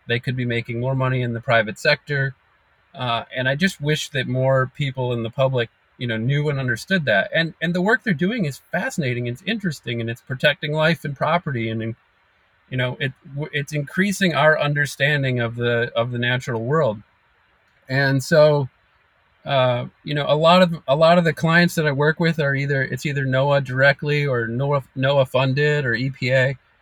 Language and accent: English; United States; growing up on Lake Michigan